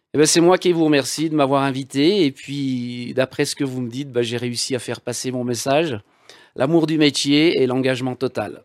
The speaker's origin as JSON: {"language": "French", "area": "Val d'Arly", "region": "Auvergne-Rhône-Alpes", "country": "France", "said": "Val d'Arly, d'où je suis issu"}